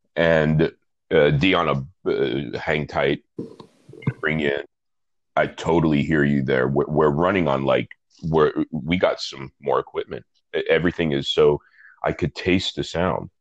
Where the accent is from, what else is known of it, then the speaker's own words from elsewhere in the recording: New York City, New York, United States; I'm from Brooklyn, and I'm from Brooklyn in the 80s, the 1980s, to be clear. And the guy who did my hair was the guy who did my dad's hair